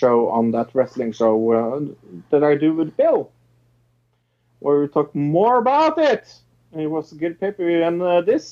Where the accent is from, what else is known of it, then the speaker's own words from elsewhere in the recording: Norway; I'm from Norway